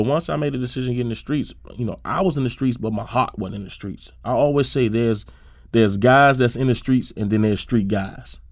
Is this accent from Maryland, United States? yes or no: yes; Suitland, Maryland, United States; I grew up in Suitland, Maryland, um, right off uh, Shady Side Avenue and Suitland Road.